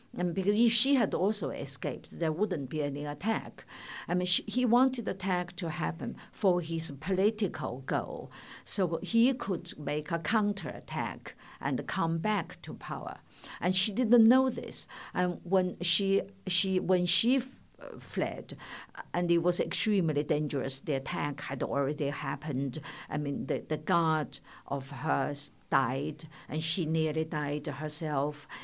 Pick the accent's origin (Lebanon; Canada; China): China; moved away; when I was growing up in China